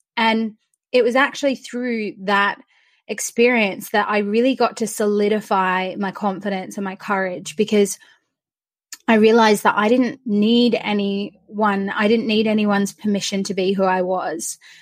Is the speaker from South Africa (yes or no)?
no; Australia; now in United Kingdom; I'm Australian, but I live in the UK